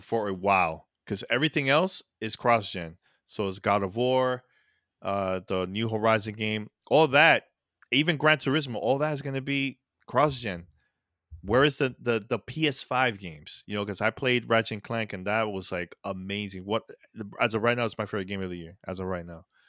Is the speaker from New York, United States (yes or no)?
yes; New York City, New York, United States; I grew up in that, that, you know, New York City